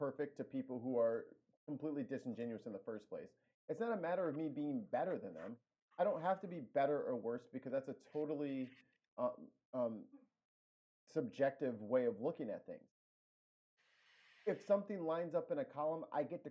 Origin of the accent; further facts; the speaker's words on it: St. Louis, Missouri, United States; I'm from Missouri